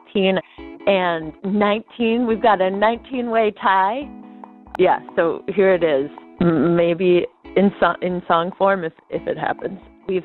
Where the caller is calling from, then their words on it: Charlottesville, Virginia, United States; I'm calling you from Charlottesville, Virginia.